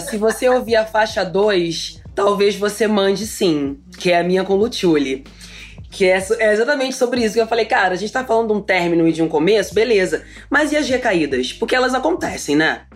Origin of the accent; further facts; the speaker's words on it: Rio de Janeiro, Brazil; Eu sou carioca, ai, eu falo alto